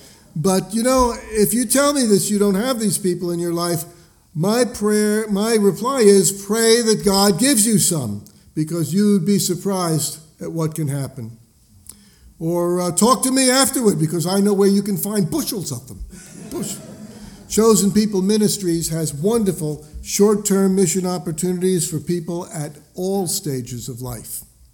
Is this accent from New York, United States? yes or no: yes; New York City, New York, United States; now in Bellingham, United States; I am a Jewish believer in Jesus the Messiah. I was born actually in the Holy Land, New York City. And now I live here in, I live in Bellingham, Washington